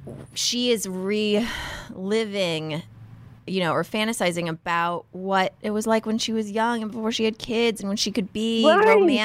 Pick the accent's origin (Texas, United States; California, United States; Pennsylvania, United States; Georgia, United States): Texas, United States; Houston; now in Los Angeles, United States; We're both in LA. We're both from Houston